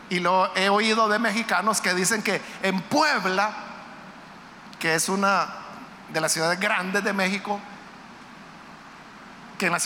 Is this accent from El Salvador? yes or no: yes; El Salvador; La mayoría de los que estamos acá somos salvadoreños. Pero es posible que haya guatemaltecos, hondureños aquí en medio nuestro. Nicaragüenses. Hay muchos nicaragüenses que vienen a trabajar acá al Salvador.